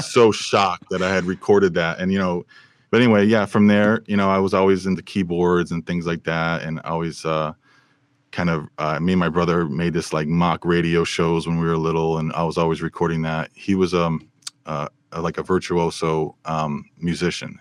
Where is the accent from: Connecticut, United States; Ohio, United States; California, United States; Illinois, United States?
Connecticut, United States; Bristol; now in Burbank, United States; I was raised in Bristol, Connecticut.